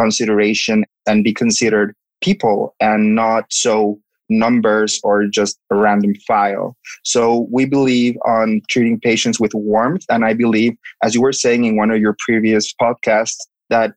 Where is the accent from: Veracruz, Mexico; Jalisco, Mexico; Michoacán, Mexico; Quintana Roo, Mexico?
Quintana Roo, Mexico; Cozumel; moved away as an adult; also born or lived in Mexico City, Mexico / Philadelphia, United States; I'm originally from Cozumel, which is a little island close to Cancun